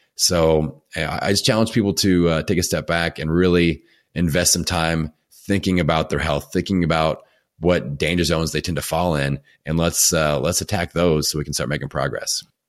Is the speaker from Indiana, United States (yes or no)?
yes; Bloomington, Indiana, United States; my hometown of Bloomington, Indiana